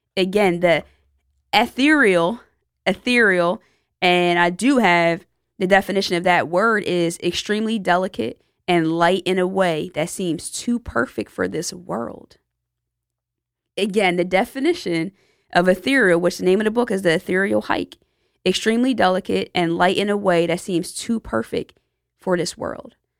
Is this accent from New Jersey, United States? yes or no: yes; Lawnside, New Jersey, United States; my hometown, Lawnside, New Jersey